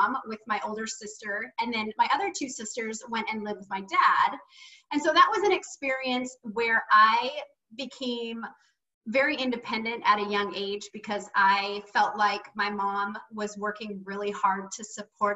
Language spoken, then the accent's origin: English; Seaside, Oregon, United States; I grew up in Seaside, Oregon